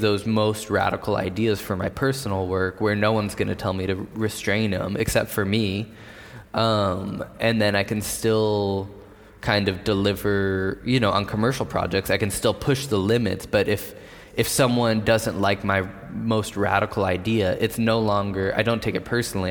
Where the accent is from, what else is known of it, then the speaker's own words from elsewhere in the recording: San Diego, California, United States; I grew up skating in San Diego